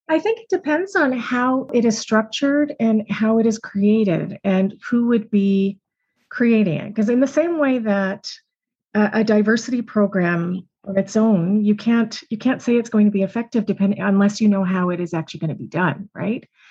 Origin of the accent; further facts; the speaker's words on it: just outside of Toronto, Ontario, Canada; also born or lived in Montreal; I grew up just outside of Toronto